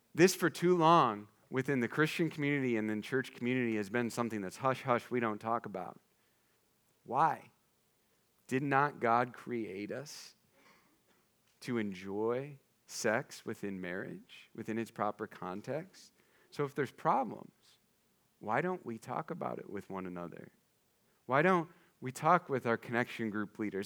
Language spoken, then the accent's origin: English; eastern Iowa, United States; my hometown is in eastern Iowa, like, just take thirty all the way to the Mississippi, there's my house.